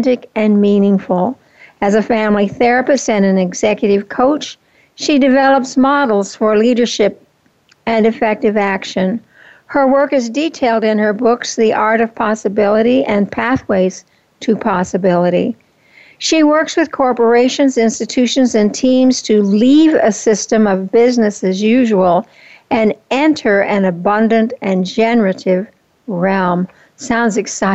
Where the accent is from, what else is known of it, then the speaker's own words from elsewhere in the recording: Oklahoma, United States; also born or lived in California; now in Fountain Hills, United States; When I was 8 years old, we moved from California to Oklahoma, where my new stepfather's family lived